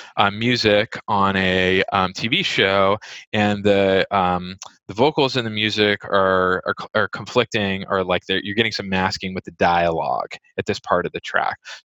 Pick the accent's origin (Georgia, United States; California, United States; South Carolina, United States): California, United States; Bay Area; moved away as an adult; also born or lived in Brooklyn, New York; now in New York, United States; I grew up in the Bay Area in oh, California.